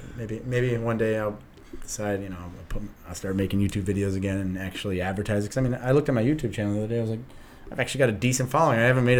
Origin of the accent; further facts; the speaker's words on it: Detroit, Michigan, United States; I'm from Detroit.